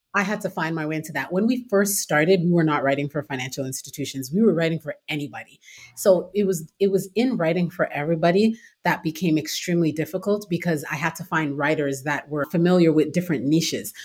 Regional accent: Toronto, Ontario, Canada; moved away as an adult; now in United States; I'm originally from Toronto, Canada. Born and raised there

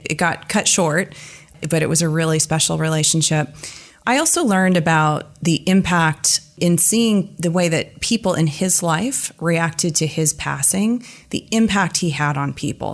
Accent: East Bay, Bay Area, California, United States; I'm a native Californian. I grew up in the Bay Area, in the East Bay.

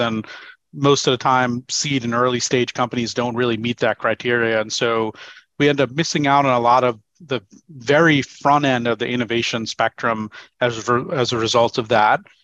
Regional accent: New York, United States; moved away as an adult; also born or lived in Seattle; I moved from New York, where I lived all my life, over to Seattle eight years ago

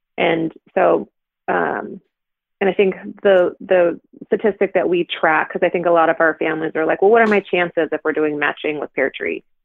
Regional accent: Pacific Northwest, United States; we are liberal folk from the Pacific Northwest

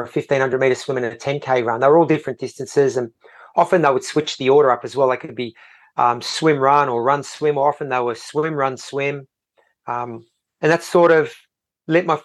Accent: Sydney, New South Wales, Australia; I grew up in Sydney, but sort of out west, so we weren't close to the beach.

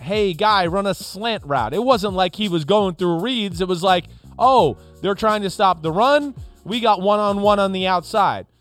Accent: Newark, New Jersey, United States; I grew up in Newark

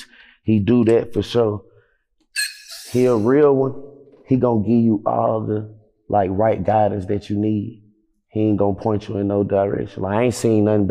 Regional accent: Atlanta, Georgia, United States; moved away as an adult; also born or lived in Los Angeles; I'm from the South Side

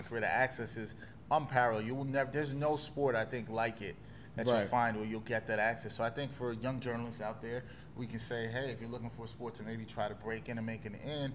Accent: New York City, New York, United States; a Brooklyn guy

